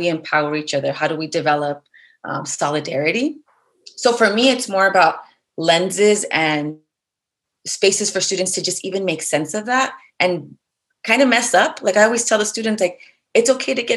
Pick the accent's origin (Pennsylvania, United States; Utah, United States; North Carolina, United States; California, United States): California, United States; Los Angeles; I'm from the community, right? Like I grew up in East LA.